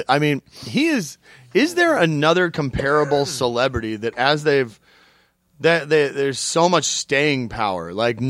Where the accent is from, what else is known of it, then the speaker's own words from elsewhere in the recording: Tulsa, Oklahoma, United States; I'm not allowed to even step foot in the comedy club in my hometown.